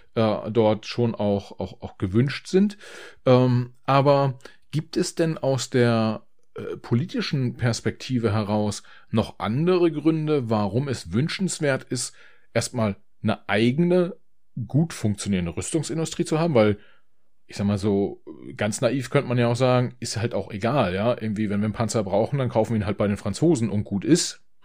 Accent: Germany

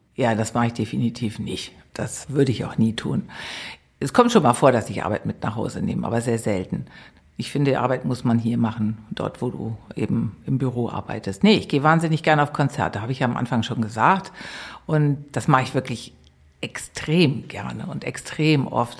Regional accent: Eutin, Schleswig-Holstein, Germany; moved away as an adult; now in Berlin, Germany; Ich bin zwischen den Meeren groß geworden. Schleswig-Holstein. Ich weiß nicht, sagt dir Eutin was? 15 Kilometer von der Ostsee

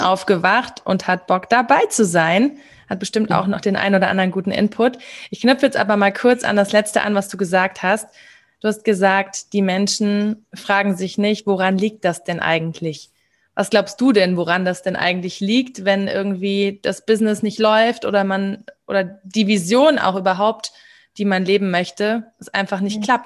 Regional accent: Germany; ich bin in Deutschland aufgewachsen

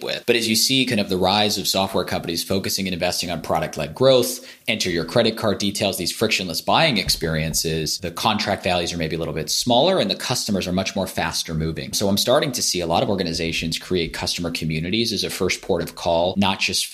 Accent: California, United States; moved away as an adult; now in London, United Kingdom; I grew up in California. I now live in London

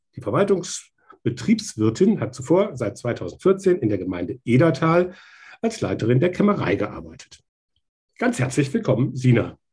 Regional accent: Schwalm-Eder, North Hesse, Germany; Jetzt komme ich selber auch aus Nordhessen, äh, ähm, auch aus Schwalm-Eder

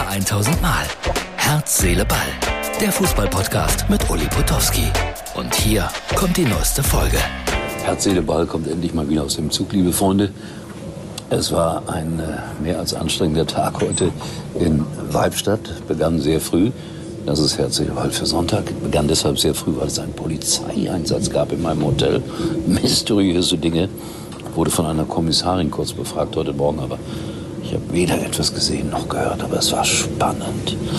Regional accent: Gelsenkirchen, North Rhine-Westphalia, Germany; gebürtiger Schalker bin

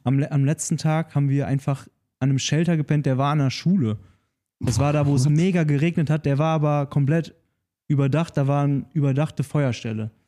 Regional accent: Nordhorn, Lower Saxony, Germany; also born or lived in Brandenburg; bei uns in Nordhorn

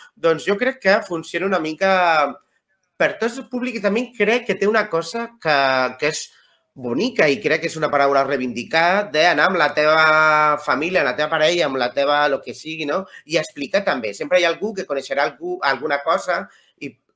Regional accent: Cartagena, Region of Murcia, Spain; moved away; Jo soc de Cartagena

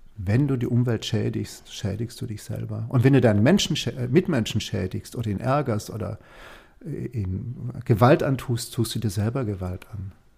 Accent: Germany; hier bei uns in Deutschland

